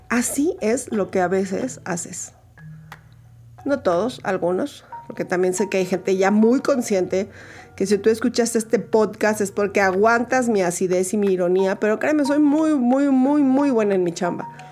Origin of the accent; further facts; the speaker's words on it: Mexico; en Ciudad de México, en mi país México